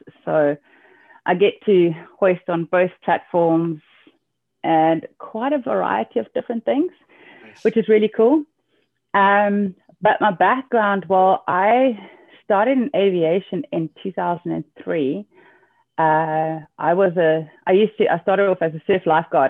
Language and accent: English; Cape Town, Western Cape, South Africa; also born or lived in Northern Germany; now in Germany; I'm from Cape Town, South Africa